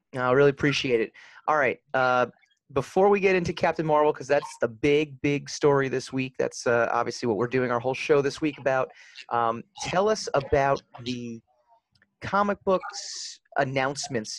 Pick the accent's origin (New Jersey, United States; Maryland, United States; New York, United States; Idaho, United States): New York, United States; Nyack; we're in Nyack, actually, Nyack, New York